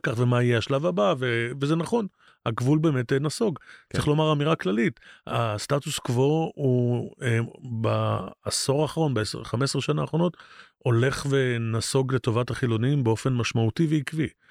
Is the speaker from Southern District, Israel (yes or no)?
no; Jerusalem, Jerusalem District, Israel; אני בראש ובראשונה ירושלמי